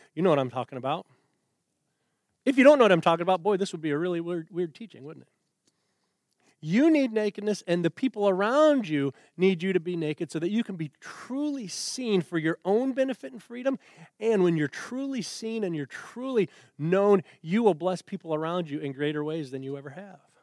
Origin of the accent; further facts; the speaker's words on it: United States; as an American Christian man